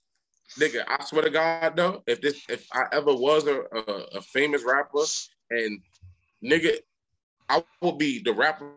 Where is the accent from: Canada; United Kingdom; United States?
United States; Hillside, New Jersey; also born or lived in Newark, New Jersey; I'm telling niggas I'm from Hillside